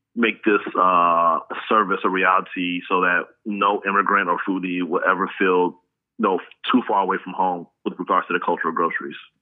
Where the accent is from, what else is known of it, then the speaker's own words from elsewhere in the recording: United States; I was born um, in the U.S. Okay. Um, so, but uh, uh, very, very Nigerian parents